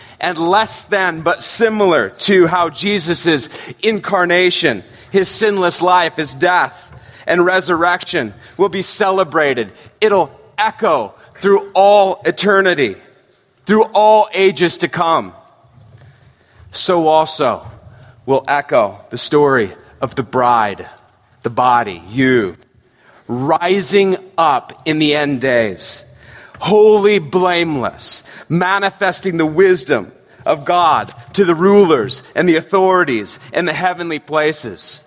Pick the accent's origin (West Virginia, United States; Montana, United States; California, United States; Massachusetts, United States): California, United States; San Francisco Bay Area; I grew up in the San Francisco Bay Area